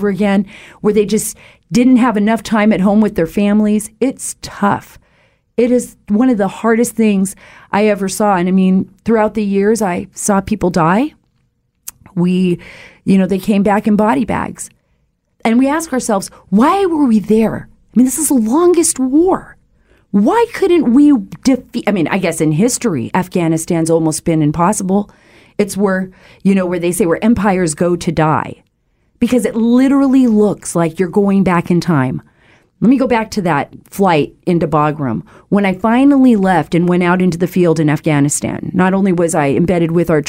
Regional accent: Saudi Arabia; I spent a good portion of my childhood, 8 years of my life, my most formidable years, growing up in the Kingdom of Saudi Arabia.

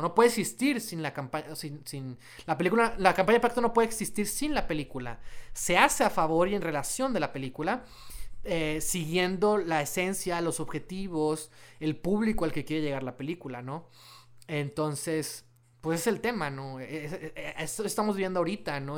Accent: Mexico; somos mexicanos

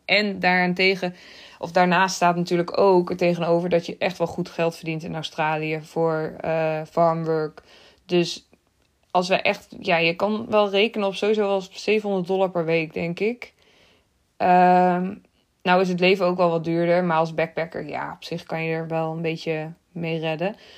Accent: Netherlands; Uit Nederland.

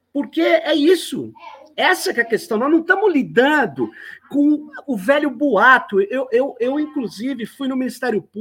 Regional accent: São Paulo, Brazil; Manu, eu, eu, eu sou de São Paulo, que é conhecido como Tuca, Tucanistão.

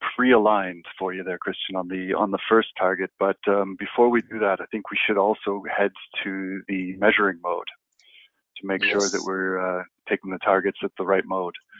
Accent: Canada; moved away; I'm a surveyor from Canada

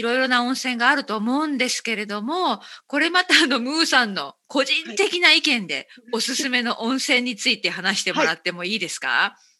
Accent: Okayama, Japan; moved away; 岡山県 出身

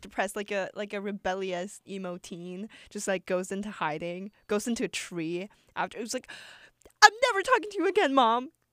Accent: Shanghai, China; now in New York, United States; come from Shanghai where it gets cold, but it doesn't snow.

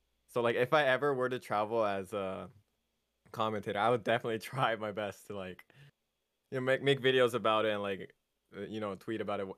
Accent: United Kingdom; They have to remember that I'm actually British sometimes.

